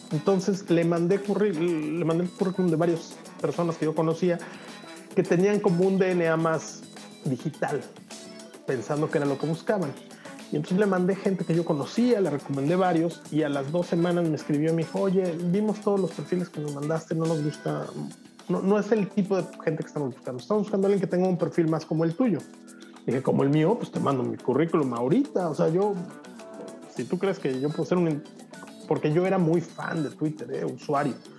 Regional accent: Mexico; moved away as an adult; now in Europe; yo siempre me he sentido muy orgulloso de ser mexicano

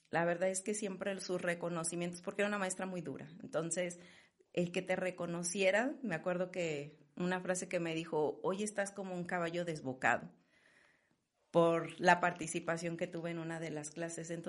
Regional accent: León, Guanajuato, Mexico; Bueno, pues estoy orgullosamente leonesa. Este, soy la mayor de, de la familia

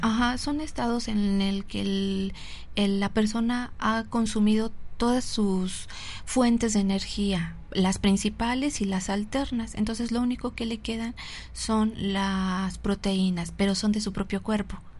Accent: Mexico; nosotros los mexicanos

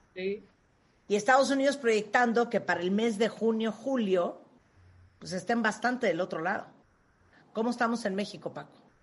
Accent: Nicaragua; yo nací en Nicaragua

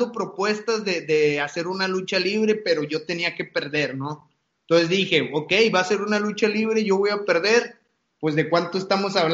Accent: Monterrey, Nuevo León, Mexico; son dos personajes de Monterrey, de mi pueblo, que, son, son puntas de, las artes marciales

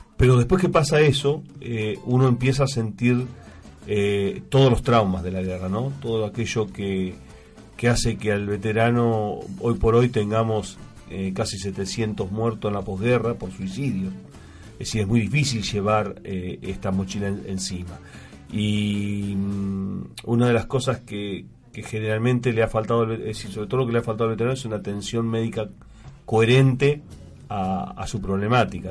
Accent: Argentina; como argentino y como veterano de guerra

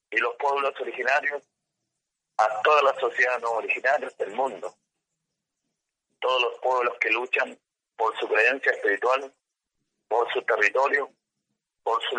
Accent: Mapuche territory, Chile; por mi pueblo mapuche, por nuestra creencia espiritual

